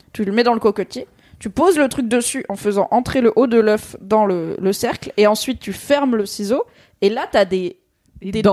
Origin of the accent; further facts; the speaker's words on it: Alsace, Grand Est, France; en tant qu'Alsacienne